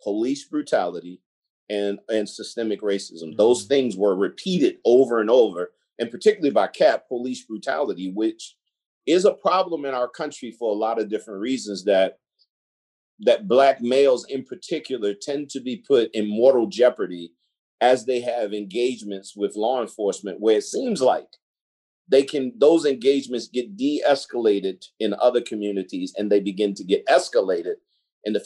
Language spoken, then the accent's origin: English; Baltimore, Maryland, United States; I grew up in East Baltimore for the most part.